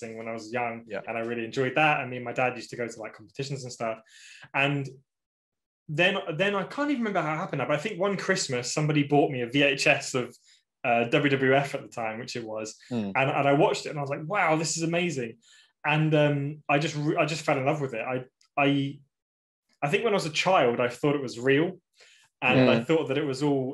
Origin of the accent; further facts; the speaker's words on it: about 2 hours from Milton Keynes, England, United Kingdom; about 2 hours away from where I live